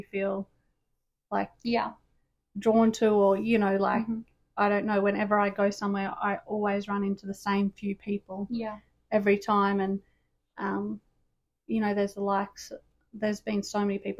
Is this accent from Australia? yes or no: yes; Australia; moved away as an adult; now in United States; being Australian